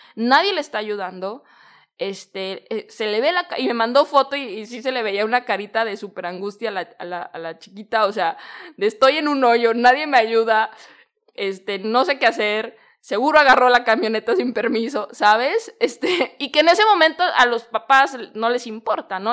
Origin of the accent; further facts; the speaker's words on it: Guadalajara, Jalisco, Mexico; moved away as an adult; now in Bali, Indonesia; yo soy de Guadalajara, en México